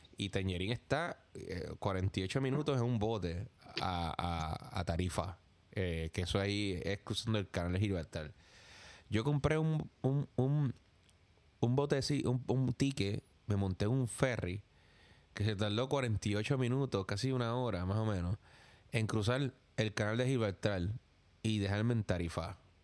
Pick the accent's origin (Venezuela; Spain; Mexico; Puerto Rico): Puerto Rico; now in New York, United States; yo soy de Puerto Rico